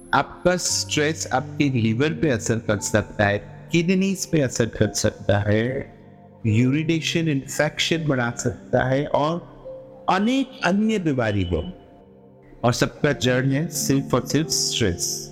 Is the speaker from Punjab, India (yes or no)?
no; Mumbai, Maharashtra, India; मैं प्रॉपर मुंबई से हूँ